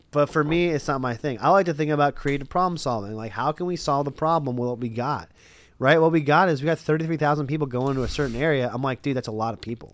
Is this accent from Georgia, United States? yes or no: no; Lancaster, Pennsylvania, United States; I'm from Lancaster for years and years and years